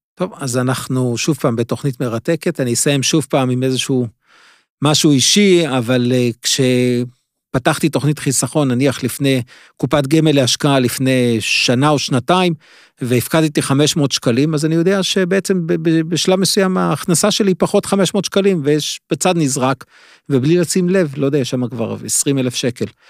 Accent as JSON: {"language": "Hebrew", "town": "Jerusalem", "region": "Jerusalem District", "country": "Israel", "tie": "born or raised there", "said": "דירה של עמידר, שלושה חדרים, בשכונה מאוד קשה בירושלים"}